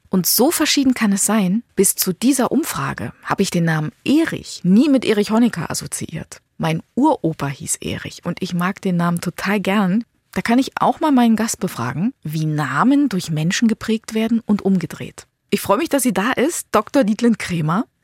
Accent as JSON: {"language": "German", "country": "Germany", "said": "Ich kann mich erinnern, dass ich auf Klassenfahrt in Spanien mal gefragt wurde, wo ich herkomme. Ja, Deutschland, Germany."}